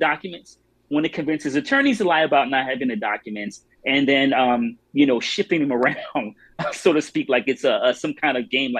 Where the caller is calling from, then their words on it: Maryland, United States; I'm in Maryland right now, but I spend most of my time in Florida, but I'm in Maryland right now.